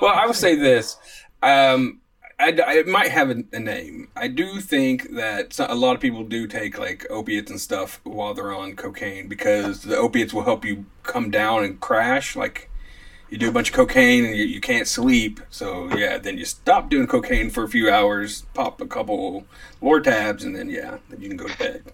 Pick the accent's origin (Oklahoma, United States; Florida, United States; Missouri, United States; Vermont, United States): Oklahoma, United States; Scott and I grew up a lot in Oklahoma